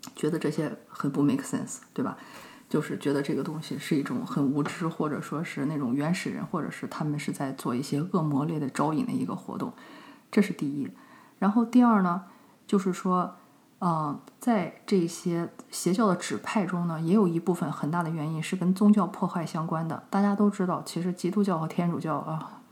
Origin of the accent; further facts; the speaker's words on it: China; 就像我们中国人，对吧？都会吃一些动物的内脏